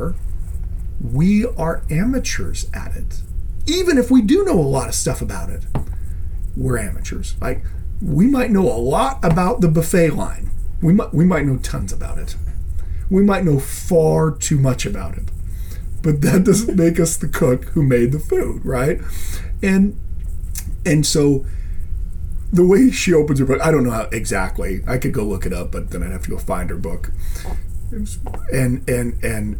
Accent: Idaho, United States; moved away; I was a Mormon because I was from Idaho

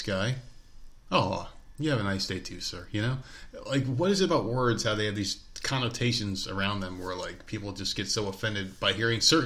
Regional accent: the North, United States; moved away; We're people from the North

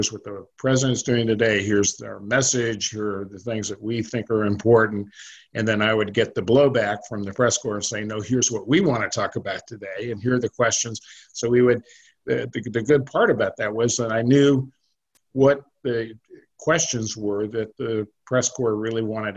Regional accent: California, United States; moved away as an adult; also born or lived in New Jersey; I was from California

